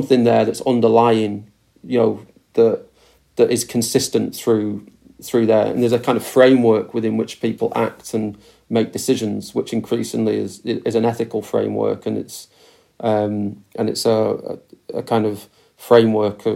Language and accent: English; Preston, North West England, United Kingdom; moved away as an adult; also born or lived in Glasgow; now in Preston, United Kingdom; I grew up in Preston, left at 18, 19 to go to university